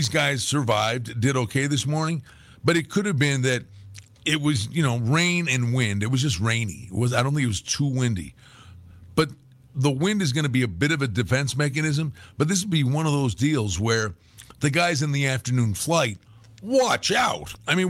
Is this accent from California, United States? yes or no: no; New York, United States; now in Las Vegas, United States; Like, I came from Western New York. And ultimately, at the end of the day, the main reason, one of the main reasons to make the move was, and I loved winter.